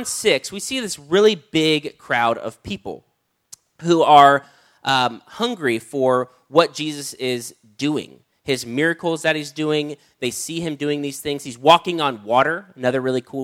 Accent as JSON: {"language": "English", "country": "United States", "said": "I grew up on Spam because I'm from America"}